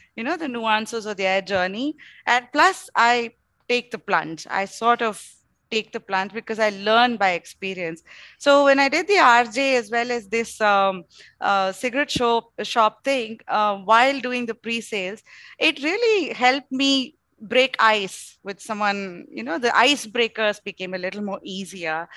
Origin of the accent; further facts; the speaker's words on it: Bangalore, Karnataka, India; also born or lived in Mangalore; while I was born in Mangalore, I grew up completely in Bangalore